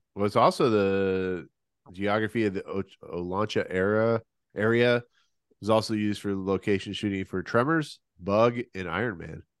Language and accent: English; Ohio, United States; I'm from Ohio